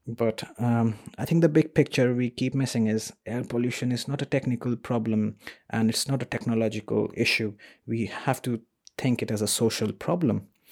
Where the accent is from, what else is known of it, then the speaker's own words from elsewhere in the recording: India; moved away as an adult; now in Sheffield, United Kingdom; I was born in India